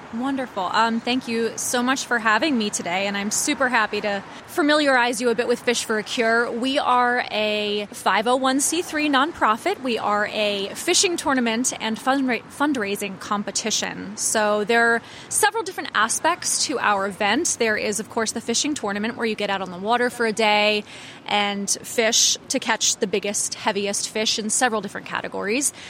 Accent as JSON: {"language": "English", "town": "Annapolis", "region": "Maryland", "country": "United States", "tie": "born or raised there", "said": "I grew up here. I was born in Annapolis"}